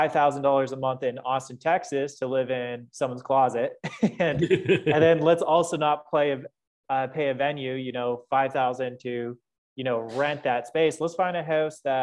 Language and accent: English; London, Ontario, Canada; moved away as an adult; also born or lived in Costa Rica; I'm originally from London, Ontario. So shout out to my friends back home in London.